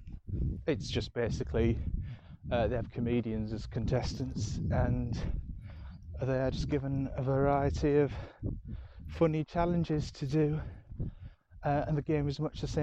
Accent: Yorkshire and the Humber, United Kingdom; accent: Yorkshire; moved away; my Yorkshire accent's been a bit thicker here

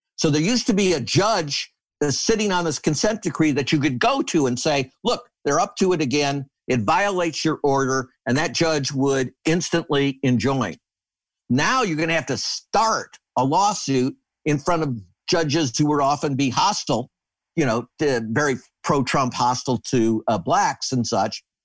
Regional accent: Michigan, United States; I grew up in Michigan

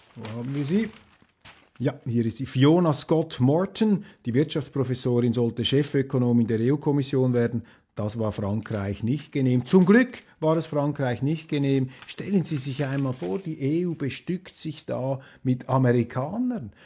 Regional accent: Switzerland

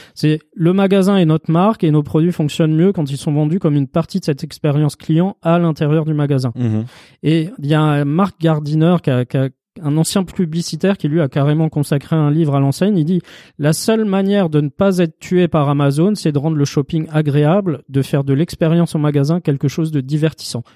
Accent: Paris, Île-de-France, France; Chez nous, à Paris

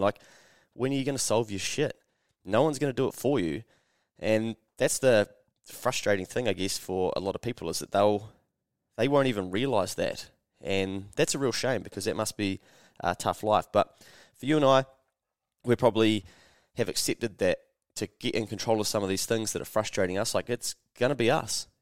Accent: New Zealand; I'm a Kiwi

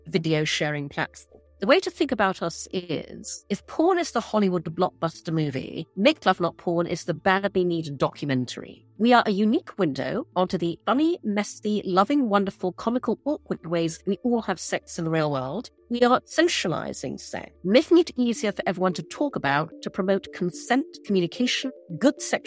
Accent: Brunei; also born or lived in London; now in New York, United States; I grew up in Brunei, in Borneo.

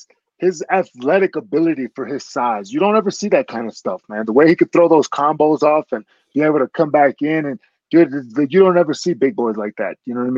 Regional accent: Michigan, United States; born or raised there

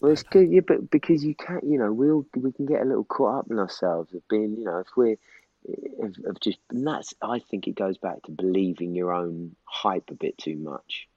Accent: Norwich, East of England, United Kingdom; moved away as an adult; now in London, United Kingdom; So I was born in Norwich, but six months old, I moved back to London because my parents were both London, um, and we lived there for six years, and then we moved to back to Norwich till I was 24

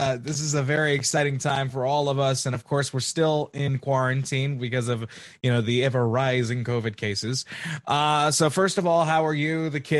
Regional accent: Commack, New York, United States; I grew up in Comac

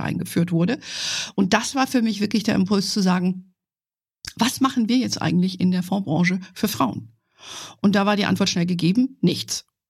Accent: Fulda, Hesse, Germany; moved away; ich komme ja aus ursprünglich aus Fulda

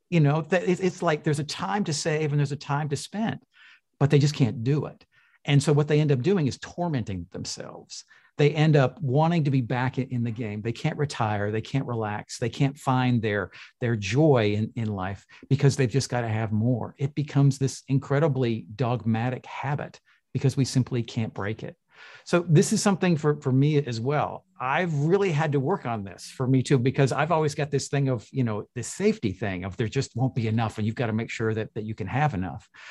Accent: Toronto, Ontario, Canada; was born in, in Toronto

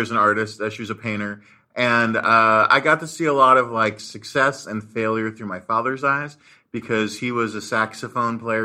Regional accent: Marin County, Bay Area, California, United States; I grew up in the Bay Area, uh, in Marin County

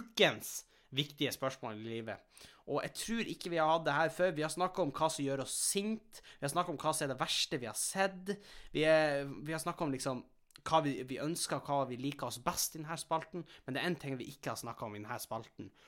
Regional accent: Helgeland, Nordland, Norway; now in Asker, Norway; vi har jo ikke veldig gode skimiljø der vi kommer fra. Altså, det er jo snø, men vi bor jo på, kysten, bor på kysten på Helgeland

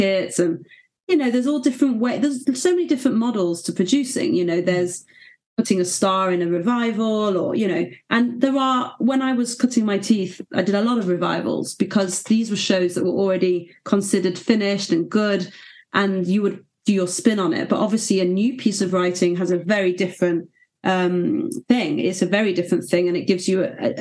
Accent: Manchester, North West England, United Kingdom; in Manchester. Beautiful. Which is very exciting. It's my hometown

